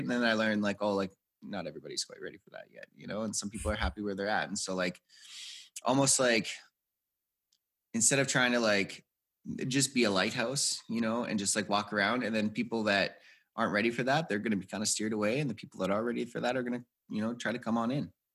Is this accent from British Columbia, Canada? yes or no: no; Edmonton, Alberta, Canada; I grew up in Edmonton, Alberta, Canada